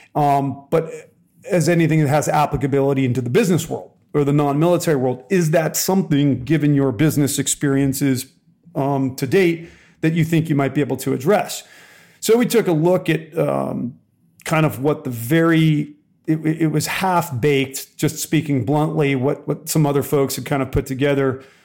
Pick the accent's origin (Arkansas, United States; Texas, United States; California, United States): California, United States; Southern; I was born and raised in Southern California